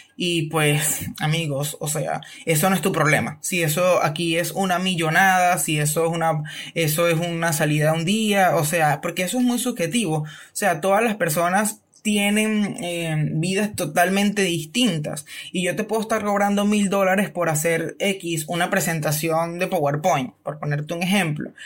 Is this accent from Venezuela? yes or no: yes; Venezuela; nosotros como venezolanos